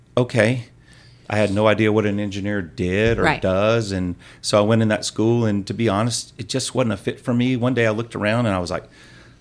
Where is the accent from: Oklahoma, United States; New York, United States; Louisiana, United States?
Louisiana, United States; Alexandria; moved away as an adult; also born or lived in Baton Rouge, Louisiana; now in Shreveport, United States; I grew up in Alexandria. Big city